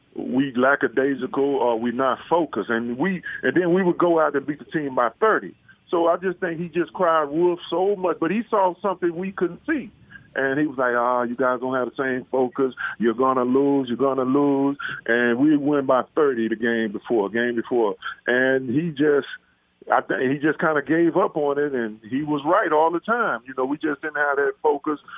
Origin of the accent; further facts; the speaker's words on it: Dallas, Texas, United States; now in Las Vegas, United States; I grew up in Dallas, Texas, playing ball